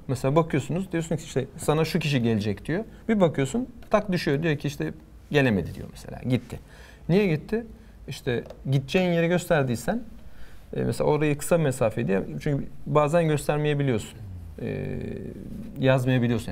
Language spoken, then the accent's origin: Turkish; Turkey; Türküz dedim. İşte Türkiye'den geldik